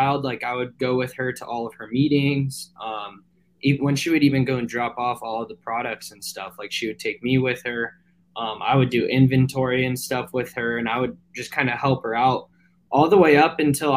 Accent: Santa Clarita, California, United States; I'm from a town outside of LA called Santa Clarita

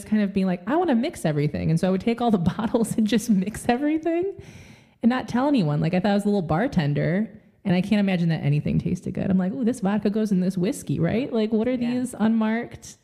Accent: Michigan, United States; I grew up in the Midwest. I'm from Michigan

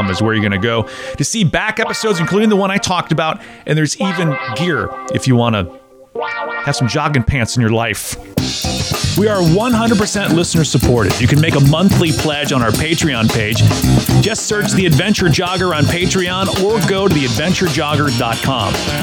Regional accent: Wisconsin, United States; now in Tennessee, United States; Growing up in Wisconsin

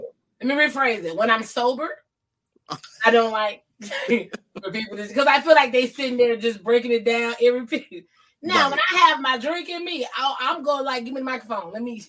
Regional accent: Georgia, United States; now in California, United States; I moved to Cali from Georgia. You know what I'm saying? I get attached.

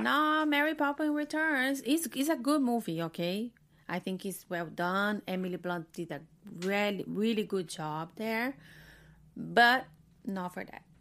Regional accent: Brazil; moved away; I'm from Brazil

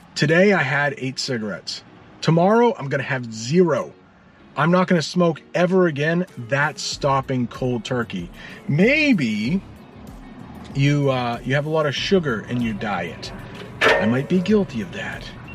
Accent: United States; I'm an American

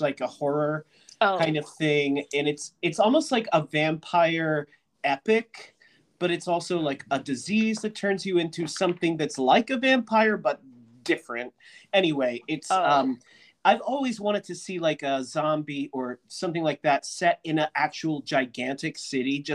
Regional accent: Pennsylvania, United States; I'm from the Pennsylvania, you know, the other side of Pennsylvania

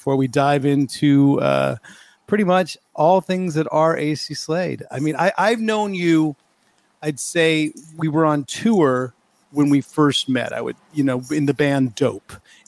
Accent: New York, United States; And, you know, then you can say, yeah, I'm a New Yorker, but I haven't been there and living there for quite a while.

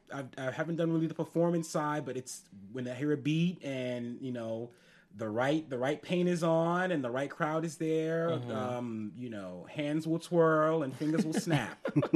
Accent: New York City, New York, United States; So being New Yorker, you pick up some skills.

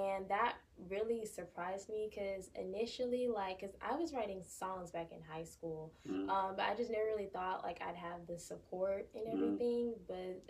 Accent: Warner Robins, Georgia, United States; also born or lived in Fort Valley, Georgia; I'm from Warner Robins, Georgia.

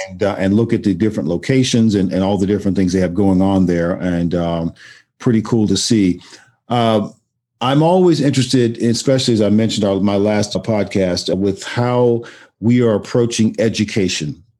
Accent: Austin, Texas, United States; I grew I grew up in Austin, Texas

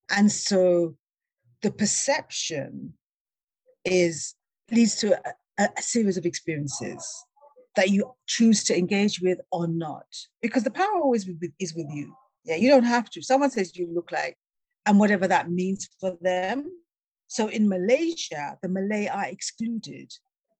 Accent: England, United Kingdom; moved away; I was born in England.

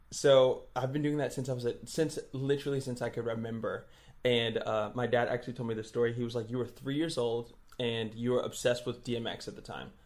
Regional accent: New York City, New York, United States; moved away as an adult; now in Tulsa, United States; I'm from Brooklyn, New York

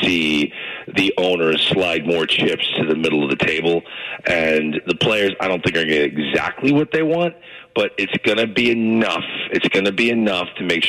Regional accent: St. Louis, Missouri, United States; Here I am in St. Louis, my hometown

